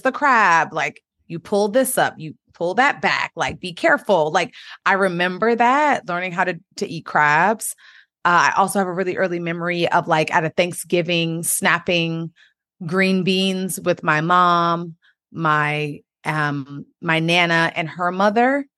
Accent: United States; I grew up, um, in the D M V, the Washington, D C area, between Maryland and Washington, D C

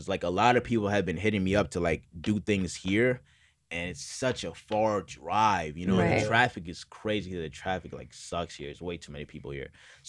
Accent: St. Petersburg, Florida, United States; now in Los Angeles, United States; Yeah, so I'm originally from St. Petersburg, Florida. Shout out to St. Pete.

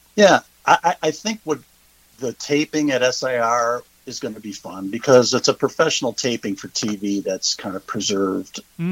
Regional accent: Cleveland, Ohio, United States; moved away as an adult; also born or lived in Georgia / Kentucky; now in Hilton Head Island, United States; I'm originally from Cleveland, Ohio

